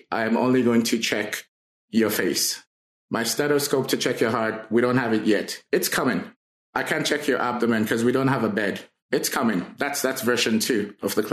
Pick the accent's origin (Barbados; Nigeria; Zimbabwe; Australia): Nigeria; moved away as an adult; also born or lived in Grenada / Chicago, United States; now in Saskatchewan, Canada; I was born in Nigeria and moved out of Nigeria when I was in my early 20s.